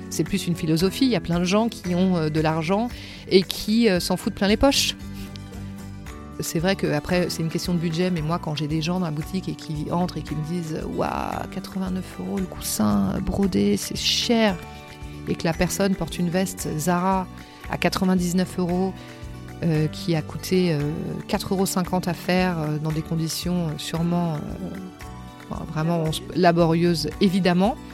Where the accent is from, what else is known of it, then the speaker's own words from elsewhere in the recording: Paris, Île-de-France, France; also born or lived in Senegal / Gorée, Senegal; je suis née au Sénégal, j'ai grandi au Sénégal. Je suis arrivée à Paris à 7 ans. Et après, euh, je suis restée euh, depuis à Paris euh, et je fais des allers-retours avec le Sénégal pour mon travail.